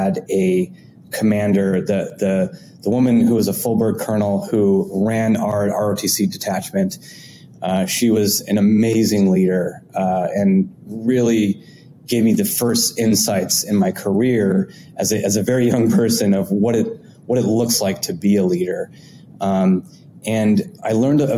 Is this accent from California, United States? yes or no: yes; Southern California, United States; moved away as an adult; also born or lived in Boston / Bay Area; now in New York, United States; I am originally from California and had grew up, born and raised in Southern California.